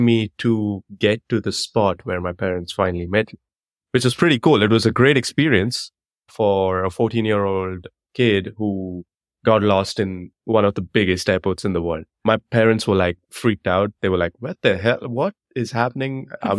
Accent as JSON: {"language": "English", "town": "Bangalore", "region": "Karnataka", "country": "India", "tie": "born or raised there", "said": "Okay, so my first international trip ever, growing up in Bangalore, the first trip that I'd ever done outside of the country was to Dubai."}